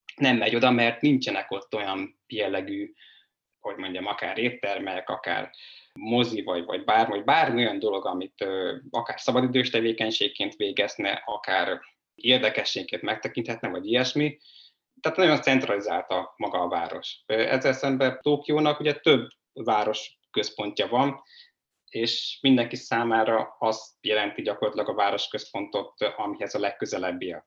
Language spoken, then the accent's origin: Hungarian; a village in Pest County, Hungary; moved away as an adult; also born or lived in China / Budapest; én egy Pest megyei faluból származom